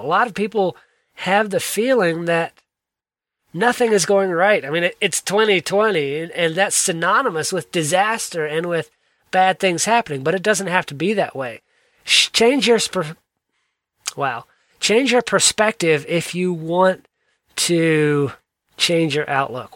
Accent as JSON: {"language": "English", "region": "South Georgia", "country": "United States", "tie": "born or raised there", "said": "I grew up in South Georgia."}